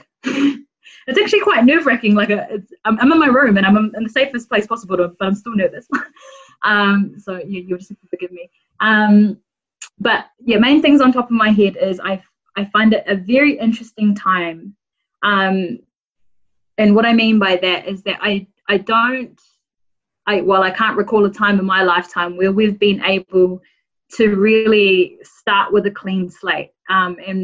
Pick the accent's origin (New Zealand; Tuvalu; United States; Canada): New Zealand; Rotorua, Bay of Plenty; now in Auckland, New Zealand; I grew up in Rotorua. I'm a Bay of Plenty gal